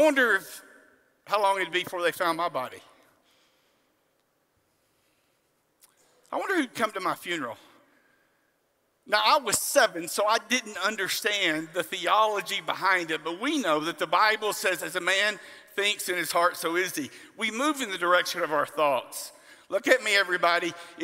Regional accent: on the Gulf Coast, South Texas, United States; I grew up in South Texas, on the Gulf Coast

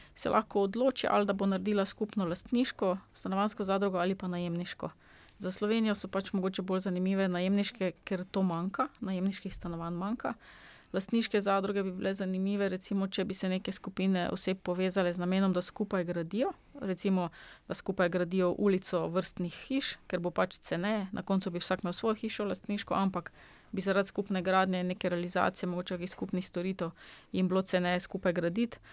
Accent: Slovenia

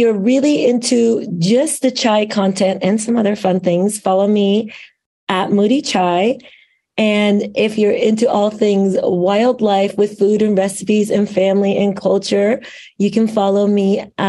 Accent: Iran; now in Lake Oswego, United States; I came here as an immigrant in the late 1980s. So I came straight from Iran to Lake Oswego, Oregon. So that's the beginning of my story, which there's a reason, of course, I'm sharing that. So my Iranian heritage is such a big part of who I am.

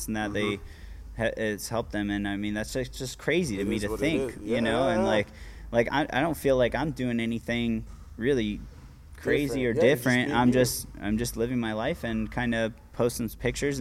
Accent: Virginia Beach, Virginia, United States; I'm from Virginia Beach.

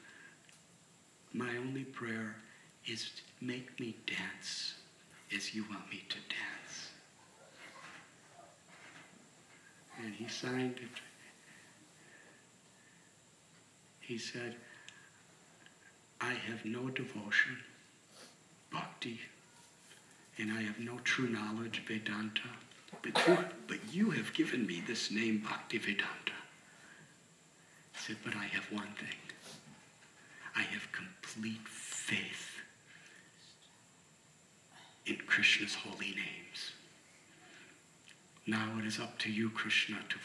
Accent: Illinois, United States; I'm from Illinois.

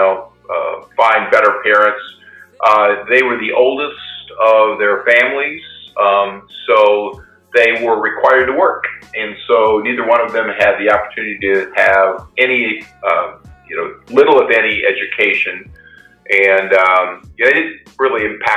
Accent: Iowa, United States; I grew up in Iowa in a small rural farming community

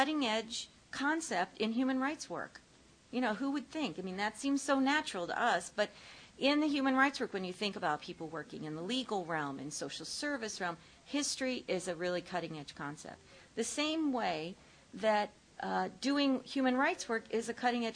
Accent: Ohio, United States; I grew up in Ohio

